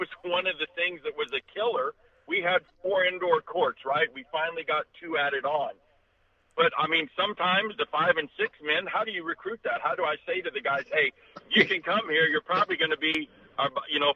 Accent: Knoxville, Tennessee, United States; I was just a kid growing up in Knoxville

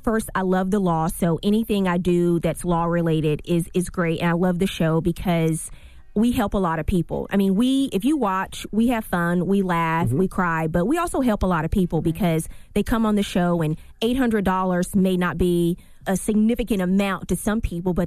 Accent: Louisiana, United States; My parents didn't graduate from college. So we didn't know anybody. And I'm from Louisiana.

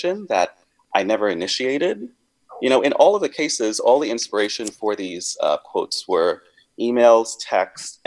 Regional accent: Grenada; now in San Francisco, United States; I grew up on a small island, a small African island

